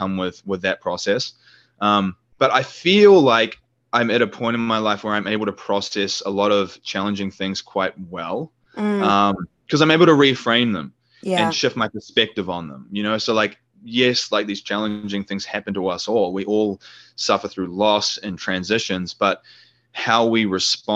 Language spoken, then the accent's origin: English; New Zealand; moved away; New Zealand, which is my home country